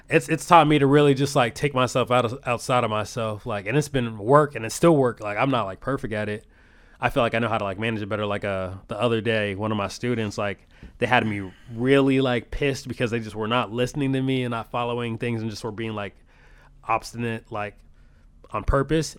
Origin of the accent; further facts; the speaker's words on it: Rock Island, Illinois, United States; moved away as an adult; now in Des Moines, United States; I'm from the Quad Cities. Yeah, I grew up in uh, Rock Island, uh, Illinois